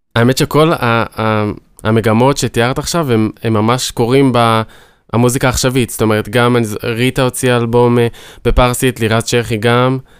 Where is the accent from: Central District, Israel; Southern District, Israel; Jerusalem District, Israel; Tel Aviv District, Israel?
Southern District, Israel; Ashdod; כשאני מגיע לאוניברסיטה, אז אני אשדודי